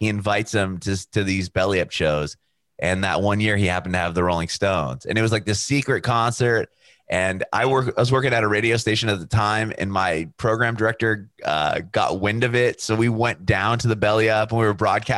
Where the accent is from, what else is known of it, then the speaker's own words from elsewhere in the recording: San Diego, California, United States; That's around my hometown from San Diego